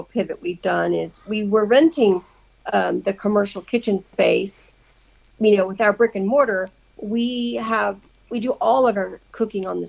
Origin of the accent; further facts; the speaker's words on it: the South, United States; moved away; I'm from the South